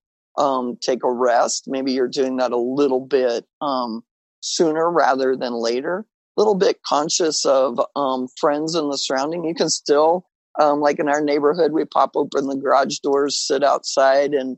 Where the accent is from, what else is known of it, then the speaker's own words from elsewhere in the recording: Western Kansas, United States; I grew up in Western Kansas